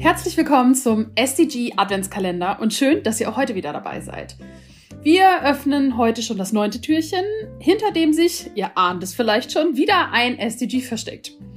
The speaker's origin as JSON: {"language": "German", "country": "Germany", "said": "bei uns in Deutschland"}